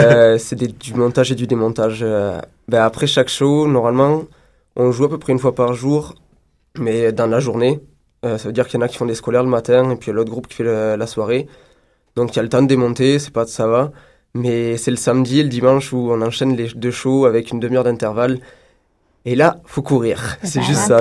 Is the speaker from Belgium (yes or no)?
no; France; now in Montreal, Canada; je suis français